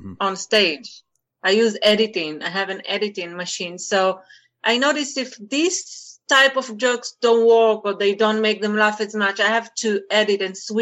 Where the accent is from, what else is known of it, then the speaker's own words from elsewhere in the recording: Israel; English is a second language; moved away as an adult; also born or lived in France; now in United States; I'm from Israel. I'm actually mixed Israeli French